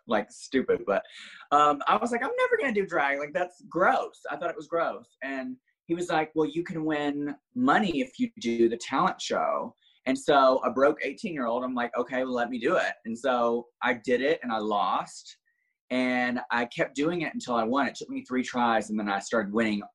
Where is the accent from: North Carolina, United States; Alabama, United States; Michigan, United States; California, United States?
Alabama, United States; a small town outside of Birmingham; now in Florida, United States; originally I'm from a small town outside of Birmingham, Alabama. Like, literally didn't even have a red light when I grew up.